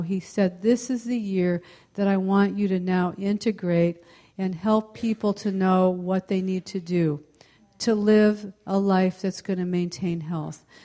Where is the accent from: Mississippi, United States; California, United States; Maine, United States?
California, United States; Palo Alto; I am from the uh, mid peninsula, I'm from the Palo Alto area